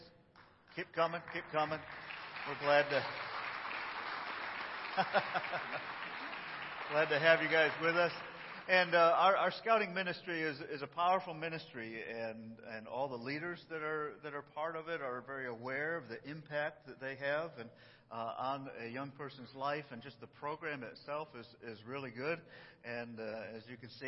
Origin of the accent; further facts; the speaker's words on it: New York, United States; I'm from New York